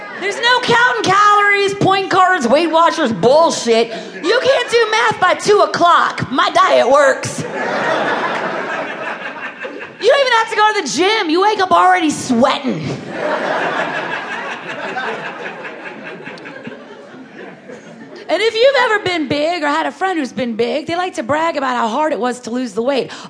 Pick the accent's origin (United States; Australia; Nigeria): United States; the South; I'm from the South